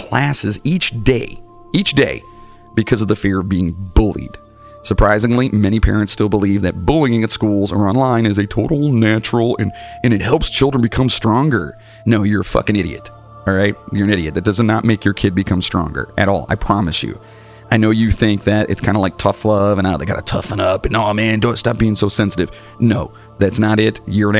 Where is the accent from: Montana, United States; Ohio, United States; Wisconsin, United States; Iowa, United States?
Ohio, United States; Cleveland; also born or lived in Wellington, Ohio; I was growing up in Cleveland